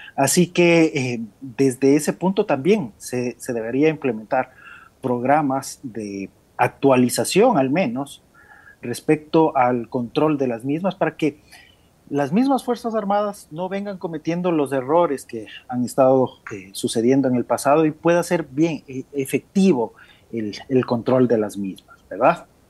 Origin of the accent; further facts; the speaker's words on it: Ecuador; somos del Ecuador